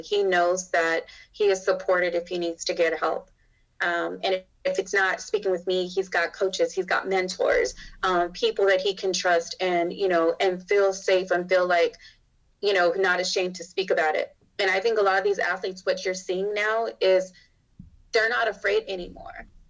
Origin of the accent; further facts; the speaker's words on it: Arizona, United States; moved away as an adult; now in Texas, United States; I'm from Arizona